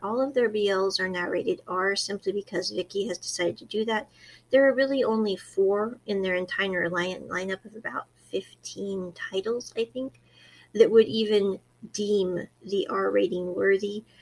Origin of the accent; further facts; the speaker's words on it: Midwest, United States; moved away; I came from the Midwest in America